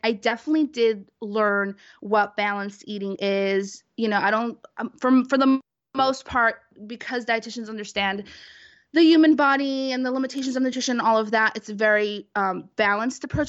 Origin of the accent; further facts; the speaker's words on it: New York City, New York, United States; I'm from Brooklyn, New York